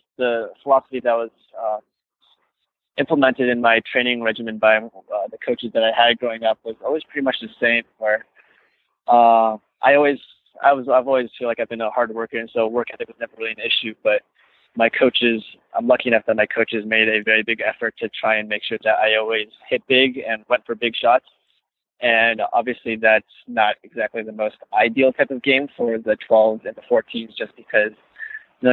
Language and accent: English; Irvine, California, United States; I grew up in Irvine